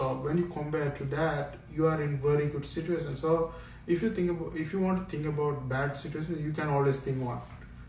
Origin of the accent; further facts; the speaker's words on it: Sri Lanka; now in Canada; Sri Lanka is my hometown.